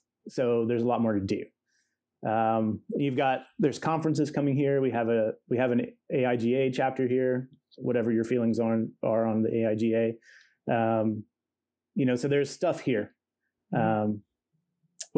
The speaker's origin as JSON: {"language": "English", "region": "Ohio", "country": "United States", "said": "So Cleveland's at like the very top and I'm at the very bottom."}